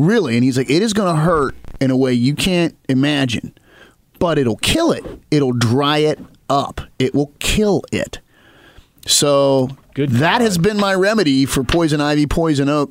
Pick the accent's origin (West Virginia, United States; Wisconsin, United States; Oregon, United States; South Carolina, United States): West Virginia, United States; West Virginia and then Western Maryland, United States; moved away; Growing up in West Virginia and then Western Maryland